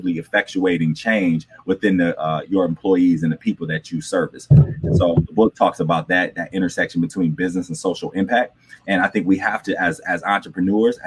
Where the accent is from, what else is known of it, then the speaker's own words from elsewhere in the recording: Flint, Michigan, United States; I grew up in Flint, Michigan, and I grew up in the heart of the city, not like the suburbs